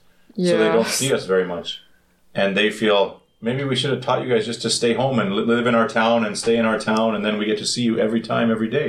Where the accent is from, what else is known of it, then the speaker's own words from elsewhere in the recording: Canada; moved away as an adult; now in South Korea; Growing up in Canada